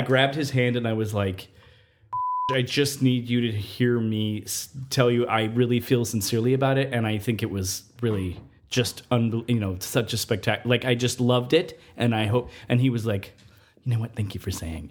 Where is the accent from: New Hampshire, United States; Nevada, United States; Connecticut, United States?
Nevada, United States; moved away as an adult; I grew up in Nevada and I, I spent more than half my life outdoors until I was age eighteen.